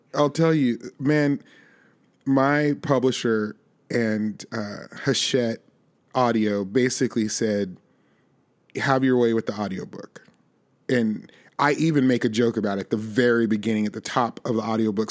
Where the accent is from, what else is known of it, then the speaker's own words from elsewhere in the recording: Las Vegas, Nevada, United States; now in Nashville, United States; I grew up in Las Vegas, Nevada